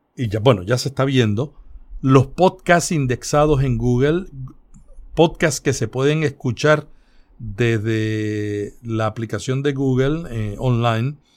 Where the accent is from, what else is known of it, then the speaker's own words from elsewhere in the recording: Puerto Rico; los puertorriqueños, eh, tenemos mucho de los andaluces